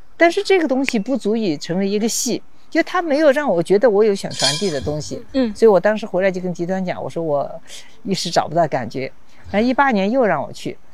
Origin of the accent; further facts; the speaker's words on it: Xichang, Sichuan, China; moved away as an adult; now in Chengdu, China; 所以所有的其实很年轻的记忆，成长的记忆都在这儿